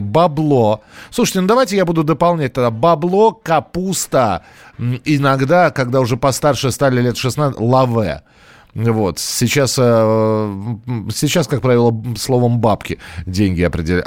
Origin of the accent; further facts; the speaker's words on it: Moscow, Russia; у нас в Москве